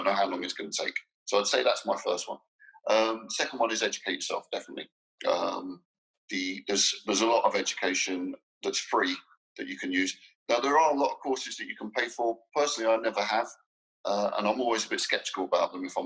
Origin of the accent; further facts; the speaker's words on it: London, United Kingdom; moved away as an adult; now in Dubai, United Arab Emirates; I was born and brought up in London, but I've not lived there for 11 years